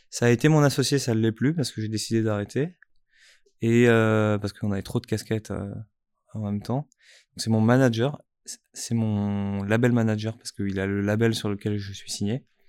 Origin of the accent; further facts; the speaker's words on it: Strasbourg, Grand Est, France; je suis né à Strasbourg